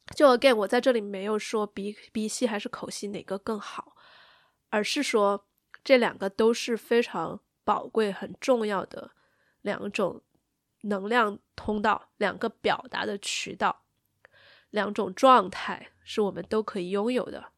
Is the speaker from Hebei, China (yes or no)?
no; Sichuan, China; accent: Sichuanese; 我们四川话